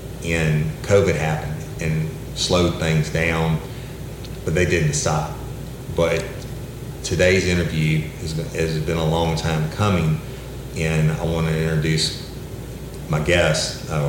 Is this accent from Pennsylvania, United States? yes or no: no; East Feliciana Parish, Louisiana, United States; But that's kind of rural, like Livingston or where I'm from, East Feliciana.